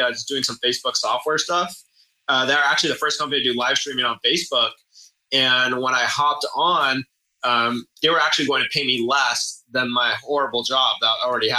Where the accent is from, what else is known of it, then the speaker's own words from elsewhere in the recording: San Diego, California, United States; san diego my hometown